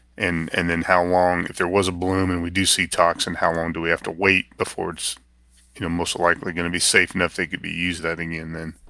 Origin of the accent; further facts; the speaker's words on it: Northeast Kansas, United States; moved away as an adult; also born or lived in Iowa; I grew up in Northeast Kansas, around veterinary medicine